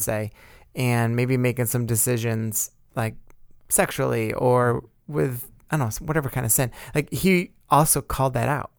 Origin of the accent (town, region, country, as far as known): United States